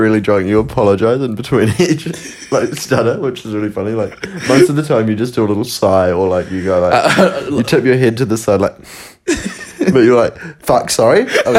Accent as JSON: {"language": "English", "country": "New Zealand", "accent": "Kiwi", "said": "I don't really think I have a super strong Kiwi accent"}